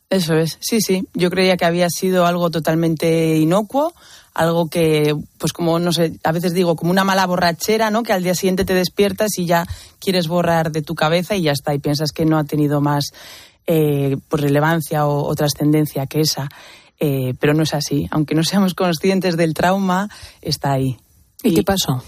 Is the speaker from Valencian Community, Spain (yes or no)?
no; Basque Country, Spain; en mi adolescencia, pues había mucha violencia en el País Vasco, de donde vengo.